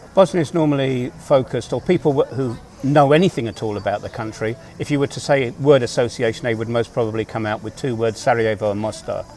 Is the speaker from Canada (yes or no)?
no; England, United Kingdom; my experiences coming from the United Kingdom